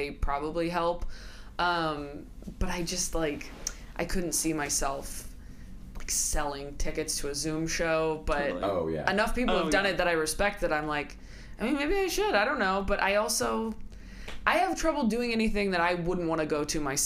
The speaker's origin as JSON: {"language": "English", "region": "California", "country": "United States", "tie": "born or raised there", "also_born_or_lived": "Modesto, California / Escalon, California", "lives_now": "Los Angeles, United States", "said": "I'm from California. I grew up in, like, Northern California until I was, like, 9, and then Southern California"}